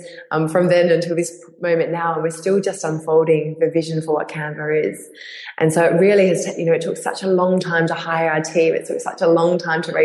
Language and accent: English; Perth, Western Australia, Australia; I made scarves and sold them to women's boutiques around my hometown in Perth